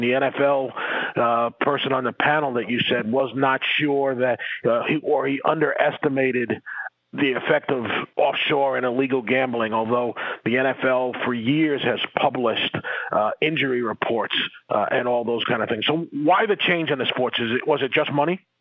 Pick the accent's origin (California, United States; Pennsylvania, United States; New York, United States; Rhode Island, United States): New York, United States; I'm from New York